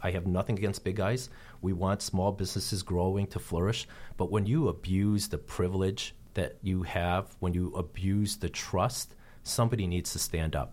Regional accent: Chicago, Illinois, United States; also born or lived in New York; now in California, United States; We were the first Asian family in our, in our community in suburban Chicago

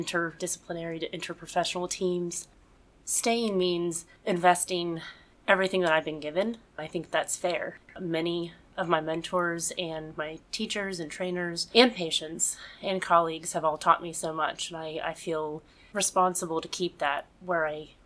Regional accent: West Virginia, United States; I actually was born and raised in West Virginia

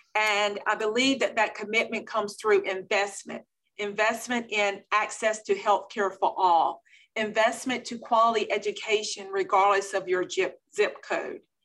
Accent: Belhaven, North Carolina, United States; I am from Eastern North Carolina, the beautiful small town of Belhaven, North Carolina

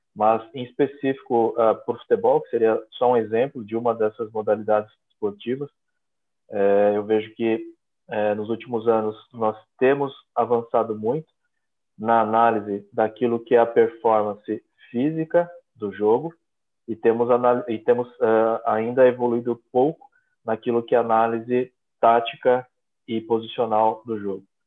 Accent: Brazil; moved away as an adult; also born or lived in São Paulo; now in Portugal; eu sou brasileiro

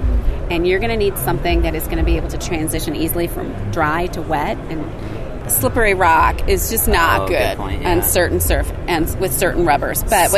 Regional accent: Grand Rapids, Michigan, United States; I grew up in Grand Rapids, Michigan.

